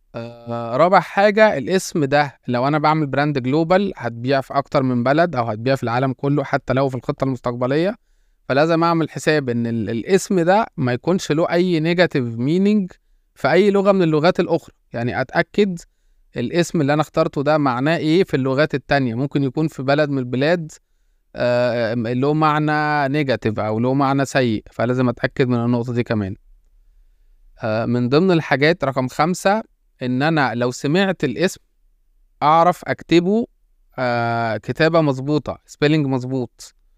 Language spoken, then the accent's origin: Arabic; Egypt; احنا طبعا كان عندنا في مصر